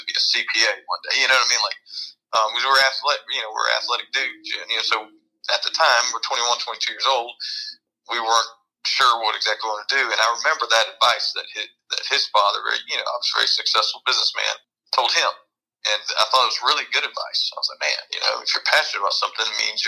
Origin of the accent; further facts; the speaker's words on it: Columbia, South Carolina, United States; moved away as an adult; also born or lived in Washington, D.C.; it was in my hometown